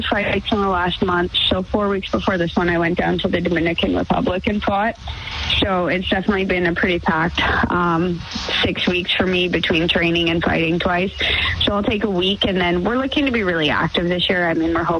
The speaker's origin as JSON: {"language": "English", "town": "Sherwood Park", "region": "Alberta", "country": "Canada", "tie": "born or raised there", "said": "I'm from Sherwood Park"}